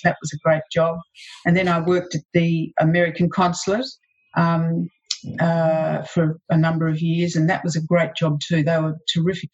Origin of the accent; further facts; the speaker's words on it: Melbourne, Victoria, Australia; I was born here in Melbourne